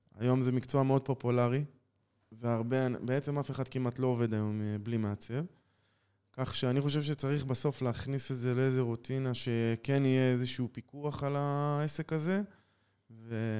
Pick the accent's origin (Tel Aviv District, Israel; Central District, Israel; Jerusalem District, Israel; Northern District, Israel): Jerusalem District, Israel; Jerusalem; moved away as an adult; now in Nili, Israel; בן 38, במקור מירושלים